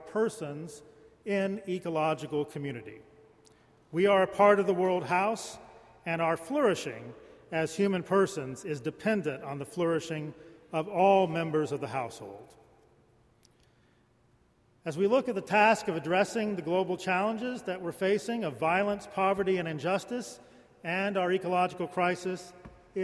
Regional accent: Lawton, Oklahoma, United States; When I was a young boy growing up in Lawton, Oklahoma

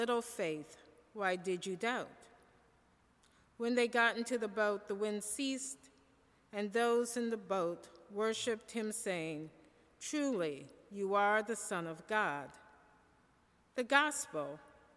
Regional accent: Michigan, United States; I am from Michigan

